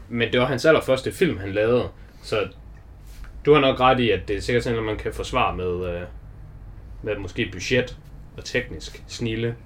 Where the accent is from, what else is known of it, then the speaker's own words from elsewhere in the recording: Denmark; vi er danskere